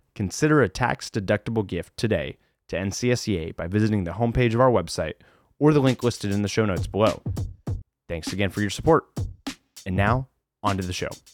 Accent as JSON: {"language": "English", "region": "Ohio", "country": "United States", "tie": "born or raised there", "said": "my home state of Ohio"}